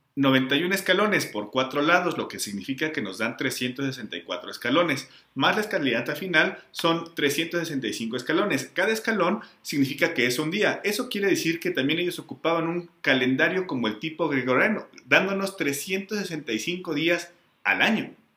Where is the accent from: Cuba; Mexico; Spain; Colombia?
Mexico; also born or lived in Mexico City